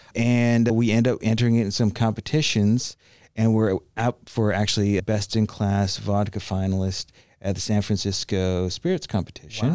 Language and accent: English; Canada; also born or lived in Miami / Tampa Bay; now in Tampa, United States; I grew up in Canada